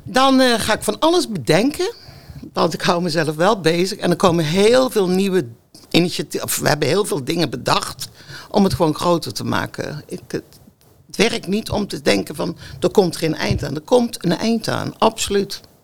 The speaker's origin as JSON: {"language": "Dutch", "region": "North Brabant", "country": "Netherlands", "moved": "as an adult", "lives_now": "Gouda, Netherlands", "said": "ik kom uit Brabant"}